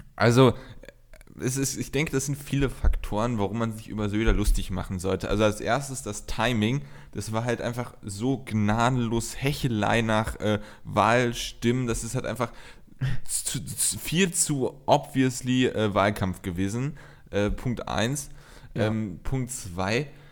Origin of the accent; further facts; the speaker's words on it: North Rhine-Westphalia, Germany; bei uns in Nordrhein-Westfalen